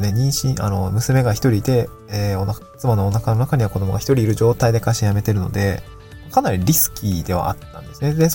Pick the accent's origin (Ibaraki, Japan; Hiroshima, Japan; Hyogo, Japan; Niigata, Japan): Niigata, Japan; moved away as an adult; also born or lived in Aomori / Tokyo; now in Awaji Island, Japan; もともと僕も地方出身だったし、まあ新潟で18年住んで、青森に4年住んでとっていうところで、まあ、かなり地方寄りの出身の人だったんで、